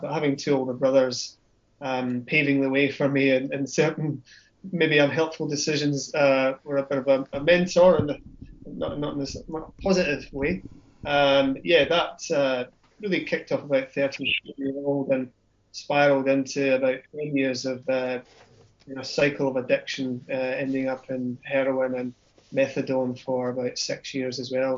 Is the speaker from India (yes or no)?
no; Scotland, United Kingdom; grew up in Scotland.